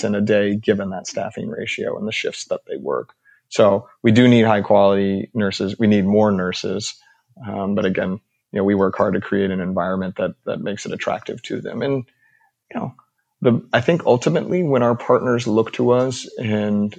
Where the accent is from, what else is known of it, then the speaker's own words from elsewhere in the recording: Baton Rouge, Louisiana, United States; I grew up in Louisiana